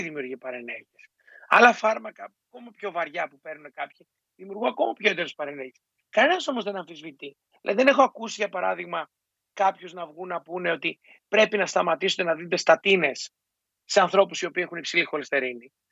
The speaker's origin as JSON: {"language": "Greek", "country": "Greece", "said": "για μας ως Έλληνες"}